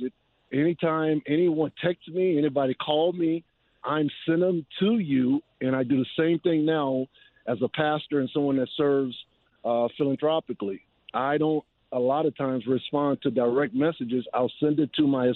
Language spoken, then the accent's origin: English; New Orleans, Louisiana, United States; my hometown in a Superdome where I played high school football games